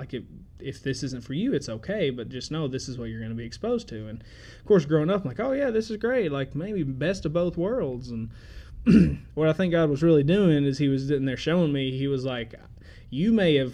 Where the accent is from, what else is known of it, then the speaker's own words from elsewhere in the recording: Murray, Kentucky, United States; also born or lived in Memphis; I was born and raised here in Murray